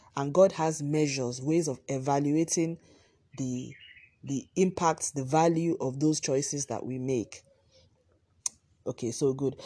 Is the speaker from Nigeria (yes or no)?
yes; Nigeria; my home country, Nigeria